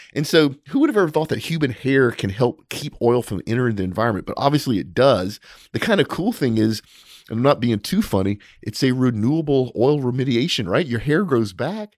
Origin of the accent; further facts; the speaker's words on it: United States; as an American